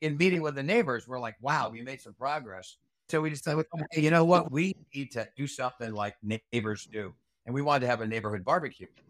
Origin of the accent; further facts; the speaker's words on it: Rhode Island, United States; moved away; as a kid growing up in Rhode Island